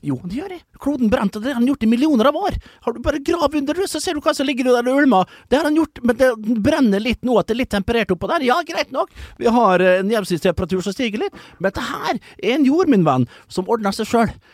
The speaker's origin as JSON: {"language": "Norwegian", "town": "Vestnes", "region": "Møre og Romsdal", "country": "Norway", "tie": "born or raised there", "moved": "yes", "said": "Jeg var hjemme på Vestnes"}